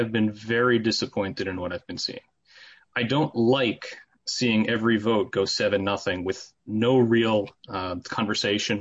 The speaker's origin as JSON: {"language": "English", "town": "Wesley Hills", "region": "New York", "country": "United States", "tie": "born or raised there", "also_born_or_lived": "Long Island", "moved": "as an adult", "lives_now": "Oceanside, United States", "said": "I grew up in Rockland County in Muncie, Wesley Hills, and moved out to Long Island for law school"}